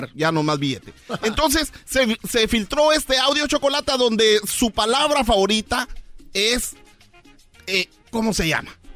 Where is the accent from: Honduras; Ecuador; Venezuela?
Honduras; mi gente de Honduras